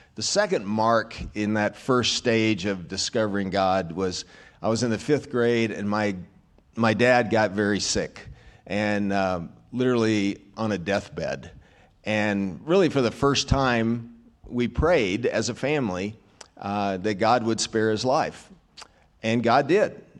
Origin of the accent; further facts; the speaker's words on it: Arkansas, United States; I was raised in Arkansas, so that's another reason I'm simple-minded